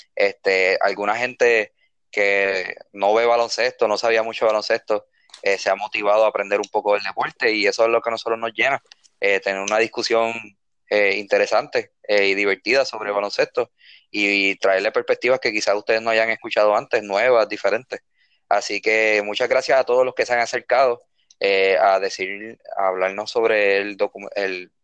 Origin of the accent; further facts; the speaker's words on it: Bayamón, Puerto Rico; nosotros que somos de Bayamón